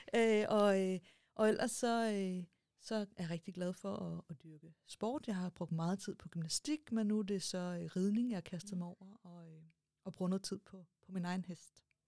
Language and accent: Danish; Stevns, Zealand, Denmark; jeg kommer fra Stævns